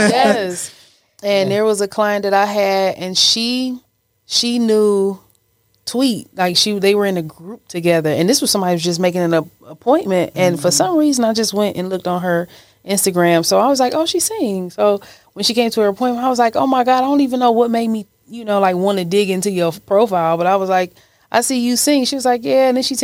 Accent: Cleveland, Ohio, United States; Cleveland, Ohio.

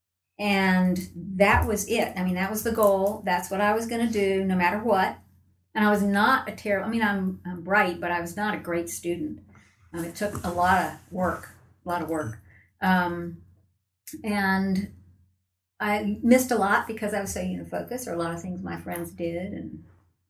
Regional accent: Tallahassee, Florida, United States; I was born here in Tallahassee

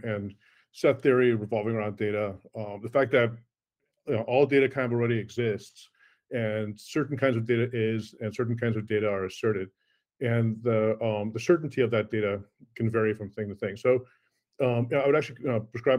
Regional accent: Cleveland, Ohio, United States; first language Afrikaans; English is a second language; also born or lived in South Africa / New York; I was born in South Africa originally. I moved to Cleveland, Ohio, actually, of all places, in 1976 as a seven-year-old and learned English there. So Afrikaans was actually my original language. But then I grew up in Cleveland

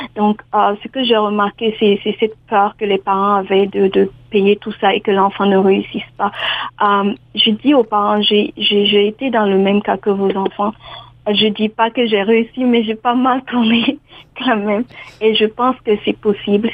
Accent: Burkina Faso; moved away as an adult; also born or lived in New Brunswick, Canada; now in Ontario, Canada; je suis originaire du Burkina Faso.

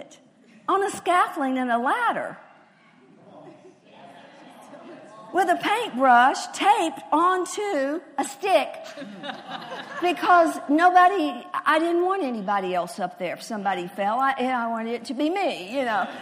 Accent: Texas, United States; I'm a Texan

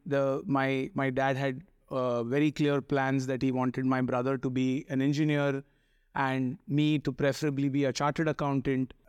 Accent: Mumbai, Maharashtra, India; I grew up in, uh, what is called the Chennai of Bombay, Chembur

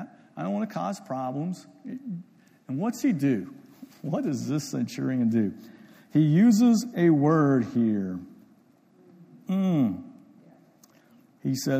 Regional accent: Ohio, United States; I'm from Ohio, so I grew up in Ohio

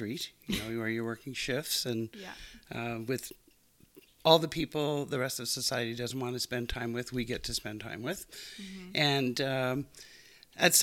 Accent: Montreal, Quebec, Canada; moved away as an adult; now in Calgary, Canada; I grew up in Montreal

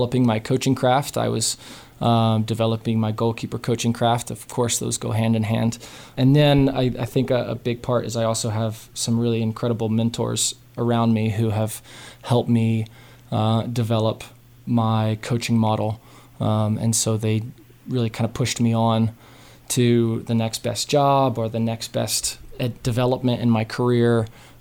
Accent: north of Nashville, Middle Tennessee, United States; now in Missoula, United States; just north of Nashville

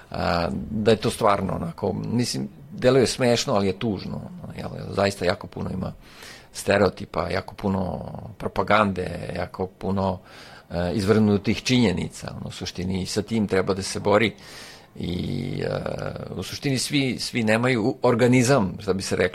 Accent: Serbia; radimo baš kod nas u Srbiji

